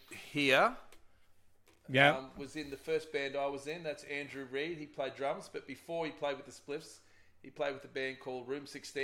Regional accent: Townsville, Queensland, Australia; moved away; So I went back to my hometown of Townsville up in North Queensland.

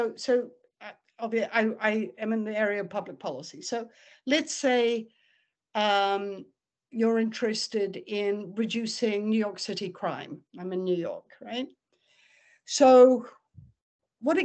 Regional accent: New Zealand; I grew up in New Zealand

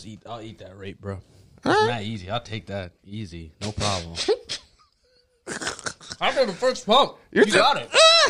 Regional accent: Columbus, Ohio, United States; I'm from Columbus.

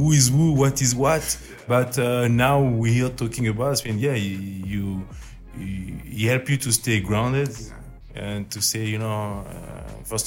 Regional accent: Auvergne-Rhône-Alpes, France; English is a second language; moved away; I'm in France, I'm from Auvergne, it's volcanic

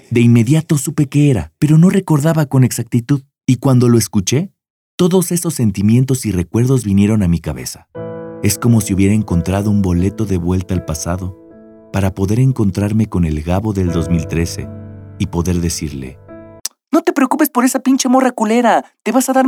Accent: Mexico; Obvio, como mexicano que se respeta, no aprendí por la buena.

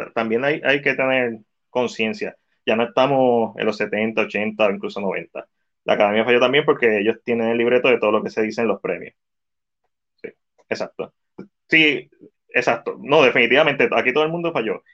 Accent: Puerto Rico; nosotros, que somos latinos, que somos boriguas aquí

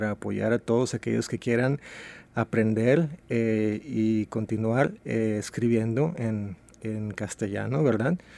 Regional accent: Mexico; now in Seattle, United States; obviamente. Yo soy originario de México, pero llevo en Seattle desde 1996, poco más de 20 años.

